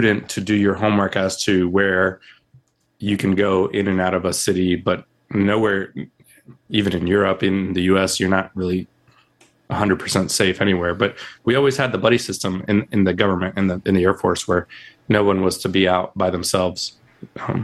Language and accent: English; Puerto Rico; now in Charlotte, United States; when we were growing up in Puerto Rico.